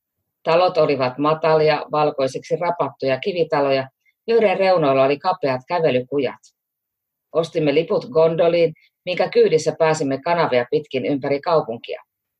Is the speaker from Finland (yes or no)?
yes; Finland; English is a second language; moved away as an adult; also born or lived in Shanghai, China / United States; I come from Finland. So that's in our language, the lake. And I came to Shanghai 2016 with my husband and two daughters